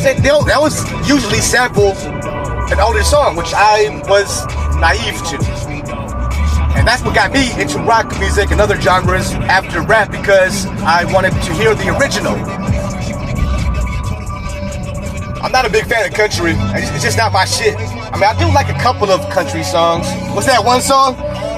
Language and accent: English; West Coast, United States; I grew up on the West Coast